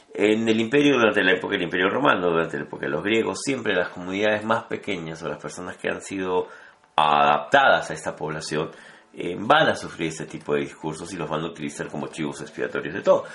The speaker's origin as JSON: {"language": "Spanish", "country": "Peru", "said": "hablo como peruanos"}